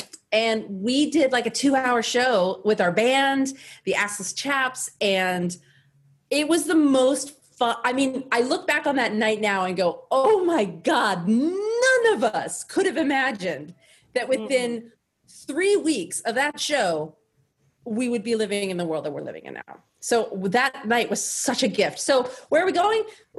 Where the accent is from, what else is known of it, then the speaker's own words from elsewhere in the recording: the South, United States; We're both from the South, but we have very progressive views.